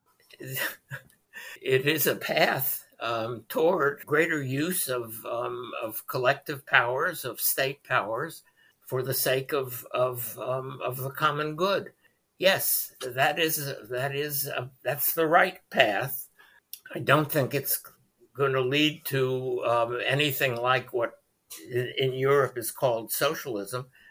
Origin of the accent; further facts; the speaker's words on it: United States; as an American Jew